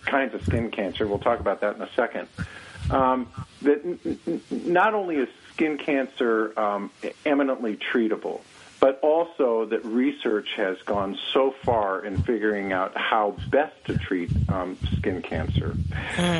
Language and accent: English; California, United States; also born or lived in White Mountains, New Hampshire; now in New Hampshire, United States; I'm originally from California